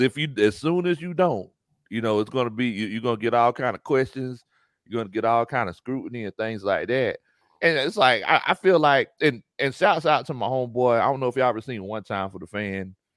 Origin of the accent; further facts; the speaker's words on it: near Savannah, Georgia, United States; moved away as an adult; now in Atlanta, United States; I'm not originally from Atlanta. I'm from near Savannah, Georgia